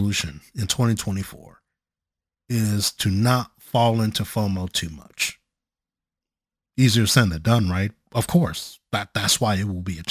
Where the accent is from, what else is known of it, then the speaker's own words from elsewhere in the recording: Chicago, Illinois, United States; moved away; My dear cousin that I grew up with back in Chicago